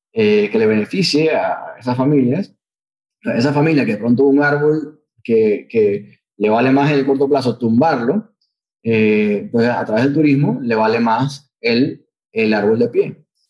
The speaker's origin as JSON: {"language": "Spanish", "country": "Panama", "said": "nosotros como panameños"}